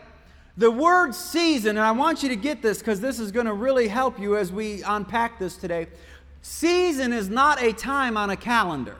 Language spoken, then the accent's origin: English; Michigan, United States; moved away; also born or lived in Poland; I grew up in Michigan